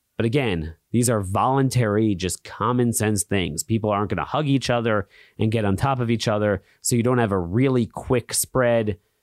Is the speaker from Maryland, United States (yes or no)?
yes; Maryland, United States; My home state of Maryland